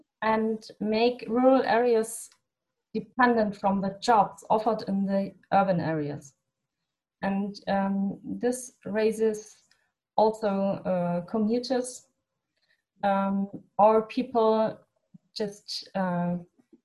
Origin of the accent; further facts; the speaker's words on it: Germany; in my home country, in my hometown, it's not a town